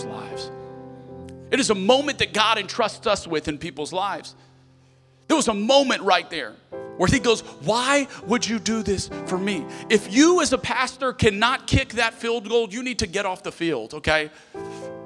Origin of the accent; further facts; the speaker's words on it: Lafayette, Louisiana, United States; moved away; I was in Lafayette for the 500-year flood.